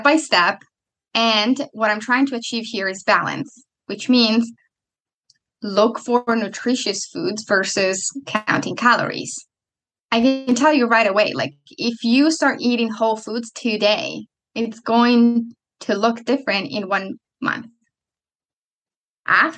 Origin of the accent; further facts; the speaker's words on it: Italy; moved away; I'm coming from Italy